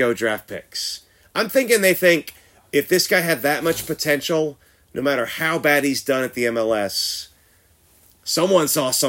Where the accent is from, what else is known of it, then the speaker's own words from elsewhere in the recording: Houston, Texas, United States; now in San Antonio, United States; I'm not from here. I'm from Houston